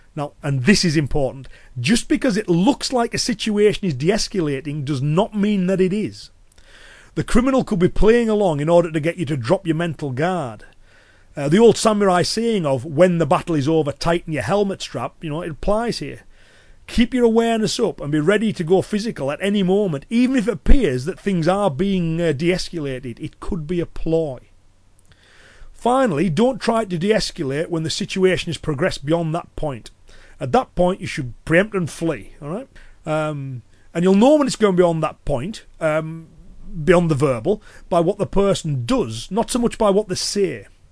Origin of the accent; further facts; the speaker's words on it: Cumbria, North West England, United Kingdom; accent: Cumbrian; I'm from the northwest. So it's a Cumbrian accent